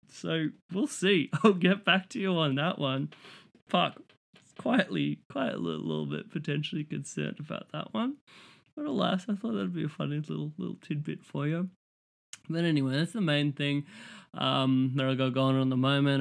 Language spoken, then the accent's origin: English; Australia; as an Australian, like, coming to Chicago